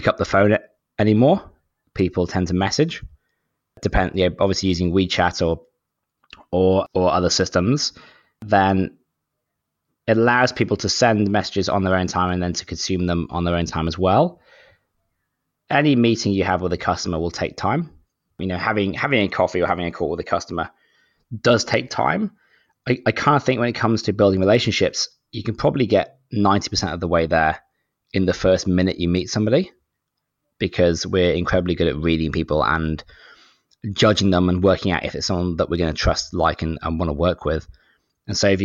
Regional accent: United Kingdom; moved away as an adult; now in Sydney, Australia; I'm actually British, but I live in Sydney, Australia. So I've been here for maybe 11, 12 years

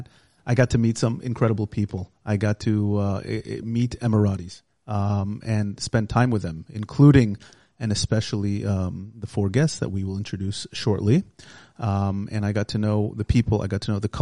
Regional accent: United States; now in Israel; We're two Jewish guys. We grew up in America, we live in Israel

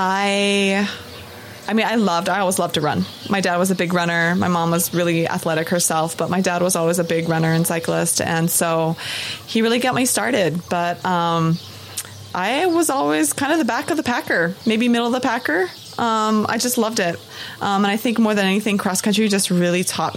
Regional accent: Maui, Hawaii, United States; moved away as an adult; also born or lived in Oregon / Colorado; I was born and raised here in Maui.

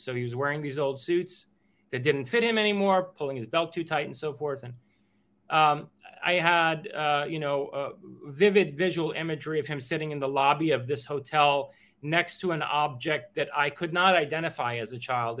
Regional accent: New York City, New York, United States; also born or lived in Queens, New York; originally I'm from Queens, but we only lived there until I was what uh, eight years old. At age eight, uh, between seven and eight, we moved to Manhattan.

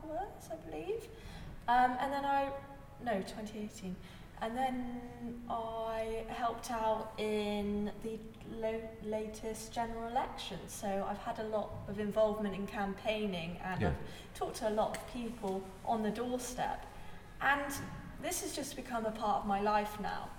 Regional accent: Bath, South West England, United Kingdom; I was born in Bath and raised in Bath

